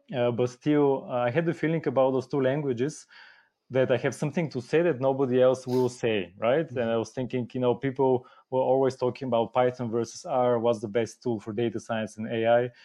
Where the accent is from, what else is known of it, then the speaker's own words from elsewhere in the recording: Bulgaria; moved away as an adult; now in Germany; I'm originally from Bulgaria. Have, have lived in Germany for quite a long time now. Came to study in Germany and stayed